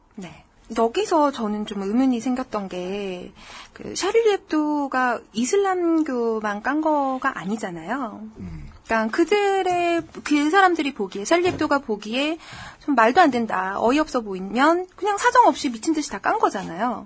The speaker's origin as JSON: {"language": "Korean", "country": "South Korea", "said": "저는 한국 사람이고요"}